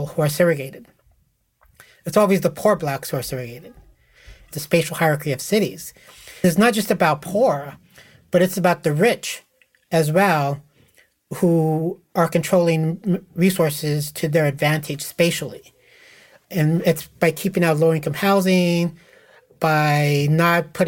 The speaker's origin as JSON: {"language": "English", "region": "Nebraska", "country": "United States", "tie": "born or raised there", "also_born_or_lived": "Lincoln, Nebraska", "said": "I grew up in a neighborhood in Nebraska where it was not random, and when I moved to Lincoln, Nebraska for college, I realized my hometown was not unique"}